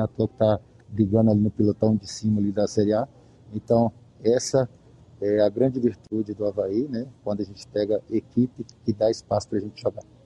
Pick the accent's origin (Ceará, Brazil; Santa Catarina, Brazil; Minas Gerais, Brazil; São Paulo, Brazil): Minas Gerais, Brazil; Contagem; moved away; eu sou mineiro, sou de Contagem, região metropolitana de Belo Horizonte